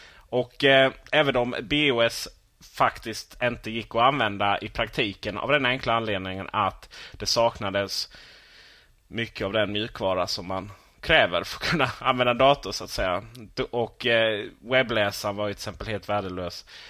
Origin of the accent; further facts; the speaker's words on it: Sweden; vi svenskar